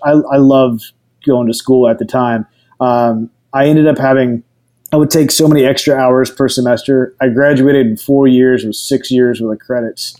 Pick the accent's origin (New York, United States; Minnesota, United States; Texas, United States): Texas, United States; Houston; also born or lived in New Orleans, Louisiana / Denton, Texas; moved to Houston and lived in Houston till I was 18